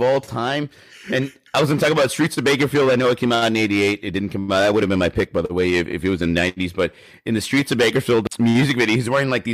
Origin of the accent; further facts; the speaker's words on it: Texas, United States; we're from Texas